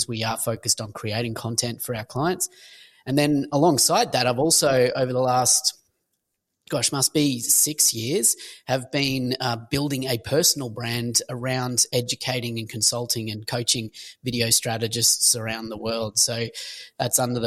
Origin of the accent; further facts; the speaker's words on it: Australia; accent: Australian; also born or lived in Sunshine Coast, Queensland; if you pick the accent, I'm Australian